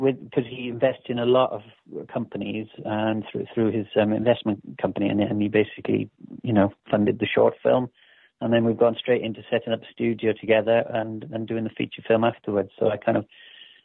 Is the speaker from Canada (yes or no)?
no; Wales, United Kingdom; my hometown, you know. I mean, there's in Wales